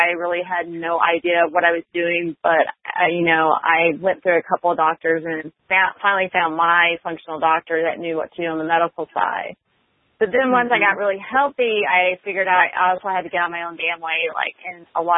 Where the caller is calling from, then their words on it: Austin, Texas, United States; I'm calling from Austin, Texas.